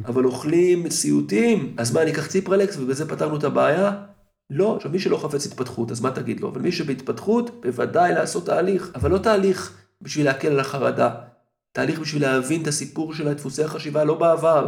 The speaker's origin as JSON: {"language": "Hebrew", "country": "Israel", "said": "אנחנו כישראלים בעולם המערבי"}